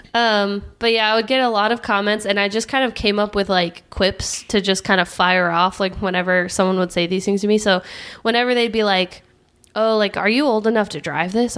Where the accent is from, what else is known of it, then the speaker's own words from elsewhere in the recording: California, United States; I'm from California